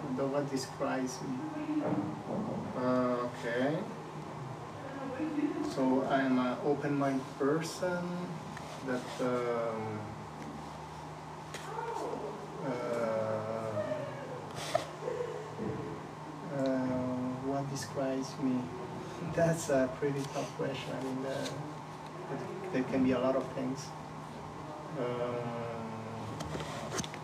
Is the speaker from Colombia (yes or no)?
yes; Colombia; moved away as an adult; now in Switzerland; I was born in Colombia. So I lived all my childhood in Colombia